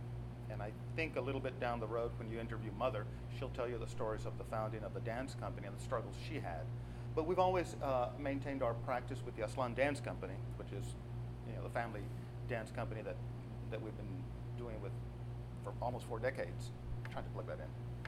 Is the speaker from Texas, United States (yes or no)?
yes; Austin, Texas, United States; also born or lived in Waco, Texas; at the age of 3 months forward, you know, I've been here in Austin. I consider myself I guess technically not born, but totally raised in Austin.